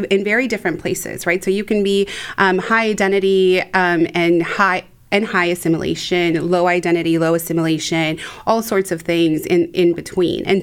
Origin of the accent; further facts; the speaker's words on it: Mexico; now in United States; So um, I grew up in Mexico, always being just a little too American or mm. too white um, to be fully Mexican. And then I come to the United States